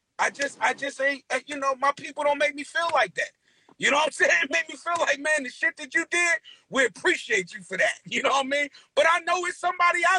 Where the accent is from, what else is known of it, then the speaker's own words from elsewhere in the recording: Newark, New Jersey, United States; I'm from Newark, bruh.